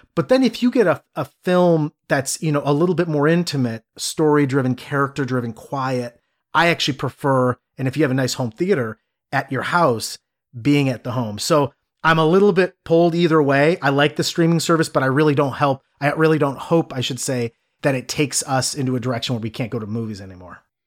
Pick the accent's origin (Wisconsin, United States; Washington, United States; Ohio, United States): Ohio, United States; Cleveland; growing up in the Midwest. I'm from Cleveland